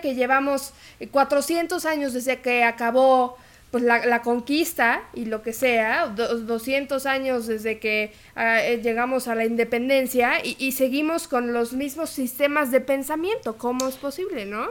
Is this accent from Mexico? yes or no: yes; Mexico; nuestra identidad como mexicanos